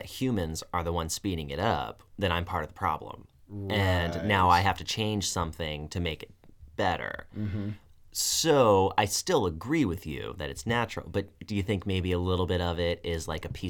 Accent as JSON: {"language": "English", "town": "Tucson", "region": "Arizona", "country": "United States", "tie": "born or raised there", "said": "I'm from Tucson, and I remember growing up, I lived in Tucson for 20-some-odd years, twice."}